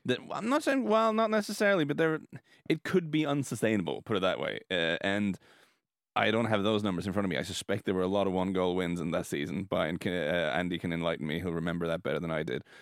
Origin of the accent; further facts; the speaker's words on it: Norway; we're from Norway